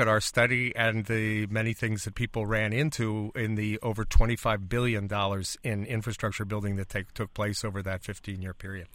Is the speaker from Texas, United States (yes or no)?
no; Illinois, United States; I come from Illinois, where we currently have eighty-five billion dollars in unfunded pensions in our state.